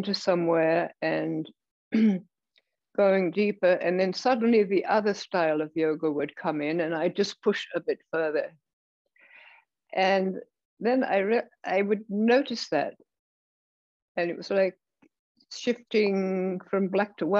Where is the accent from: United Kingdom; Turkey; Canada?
United Kingdom; England; I was raised in England.